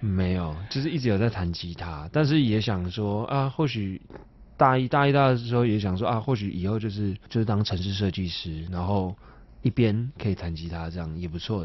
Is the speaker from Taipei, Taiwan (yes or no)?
yes; Taipei, Taiwan; 从小生，生长就是是在内湖